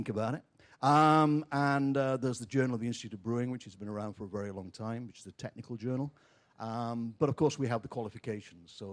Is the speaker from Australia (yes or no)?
no; England, United Kingdom; now in United States; I'm from England